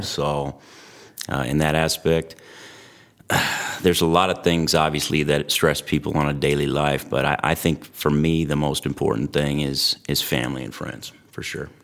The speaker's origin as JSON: {"language": "English", "town": "Antioch", "region": "California", "country": "United States", "tie": "born or raised there", "said": "when I was a kid, I grew up in the East Bay Area, uh, little town called Antioch along the Delta"}